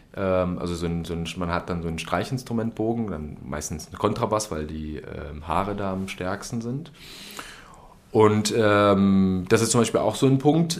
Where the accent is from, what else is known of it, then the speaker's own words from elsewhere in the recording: Berlin, Germany; moved away as an adult; now in Dresden, Germany; ich komme aus Berlin